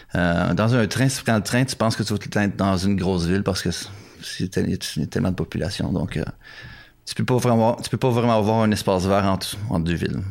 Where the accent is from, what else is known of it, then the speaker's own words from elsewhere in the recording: Canada; moved away as an adult; also born or lived in Ottawa; now in Japan; Je suis canadien